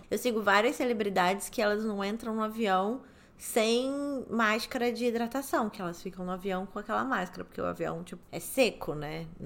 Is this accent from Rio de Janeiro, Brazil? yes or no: yes; Rio de Janeiro, Brazil; moved away; Eu amo o Rio de Janeiro, nasci no Rio, eu sou nascida e criada no Rio de Janeiro